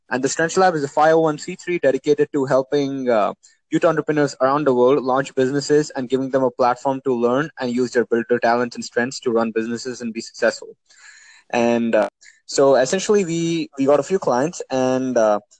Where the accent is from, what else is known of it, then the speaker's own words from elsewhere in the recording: Oman; also born or lived in India; Well, so I mean, I grew up in Oman, uh, and I'm from India.